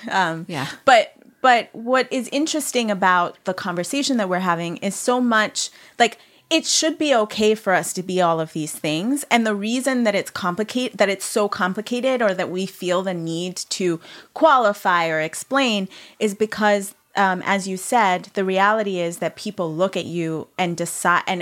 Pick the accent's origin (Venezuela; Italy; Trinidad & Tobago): Italy; now in New York, United States; Like I can remember being like, I grew up in Italy, which is totally true.